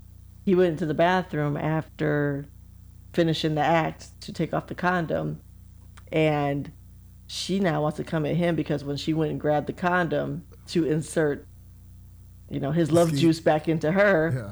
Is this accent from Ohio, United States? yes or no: yes; Cleveland, Ohio, United States; I'm from Cleveland.